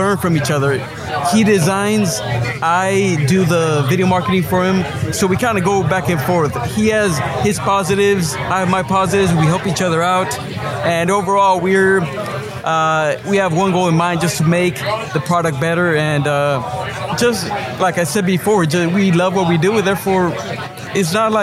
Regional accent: Ventura, California, United States; Born and raised in Ventura

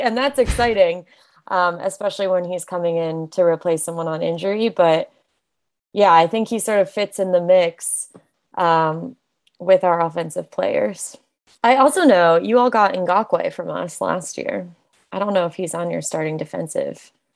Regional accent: right outside of Chicago, Illinois, United States; now in Baltimore, United States; I grew up in the Midwest. I grew up right outside of Chicago.

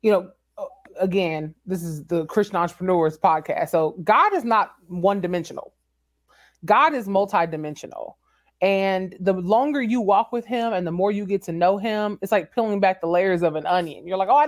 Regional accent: San Antonio, Texas, United States; moved away as an adult; also born or lived in Washington, D.C.; San Antonio is my hometown.

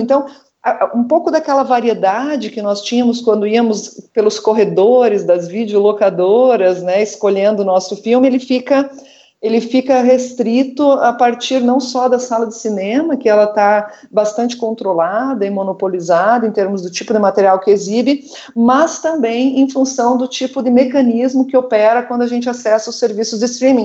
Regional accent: Brazil–Uruguay border region, Rio Grande do Sul, Brazil; moved away; da região de onde eu vim, né, da fronteira com o Rio Grande do Sul, da fronteira entre o Brasil e o Uruguai.

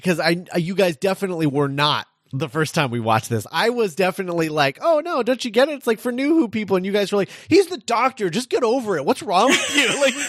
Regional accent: Scotland, United Kingdom; Oh, my God, I'm Scottish.

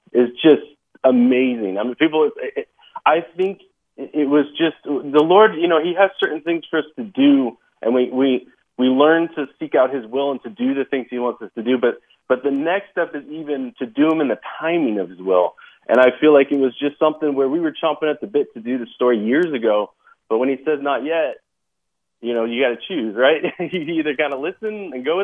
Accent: Silicon Valley, California, United States; I grew up in the Silicon Valley

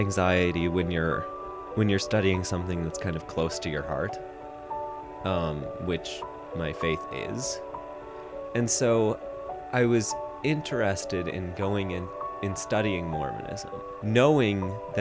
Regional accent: Lima, Ohio, United States; I'm from Lima, Ohio

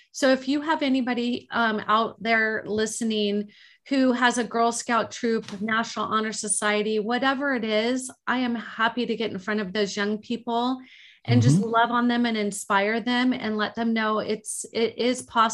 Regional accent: Laguna Beach, California, United States; I grew up in Laguna Beach, and that's just the music that I grew up to.

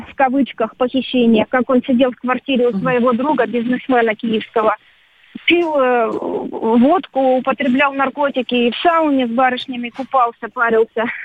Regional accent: Ukraine; Я э, из Украины, я всегда буду дорожить своими корнями. И не стыжусь того, что я украинка. Я русская украинка.

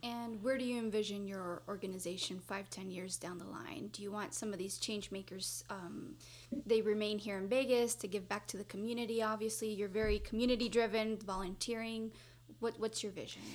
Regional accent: Mexico; English is a second language; moved away as an adult; now in United States; I'm from Mexico, and so I went to school there, K through 12.

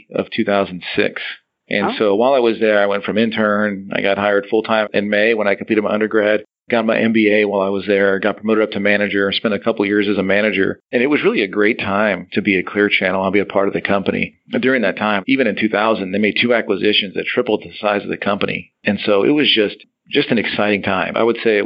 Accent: San Antonio, Texas, United States; I came back home. I'm from San Antonio

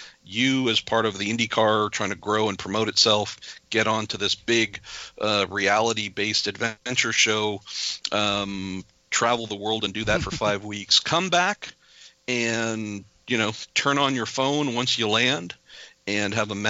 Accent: California, United States; I'm from California

